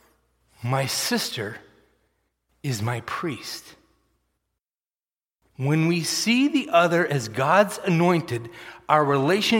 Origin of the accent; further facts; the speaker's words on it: Massachusetts, United States; moved away; I grew up in Massachusetts.